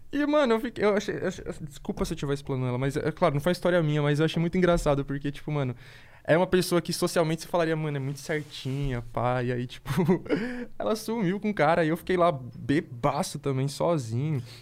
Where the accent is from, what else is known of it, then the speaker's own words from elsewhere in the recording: Jundiaí, São Paulo, Brazil; moved away as an adult; now in São Paulo, Brazil; eu nasci em Jundiaí